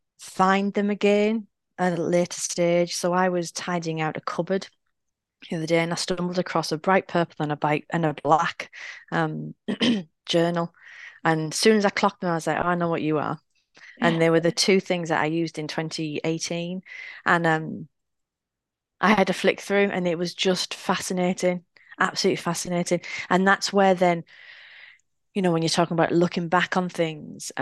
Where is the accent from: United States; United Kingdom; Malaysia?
United Kingdom; we're British.